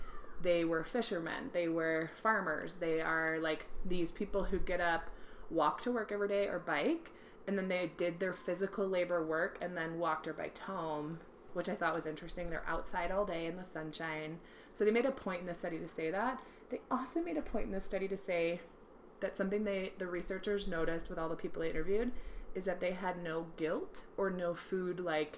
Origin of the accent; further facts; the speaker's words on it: Apple Valley, Minnesota, United States; born there; accent: Minnesotan; I was born in Minnesota. Well, yeah. Well, yeah, Apple Valley up there. my whole family speaks very Minnesotan.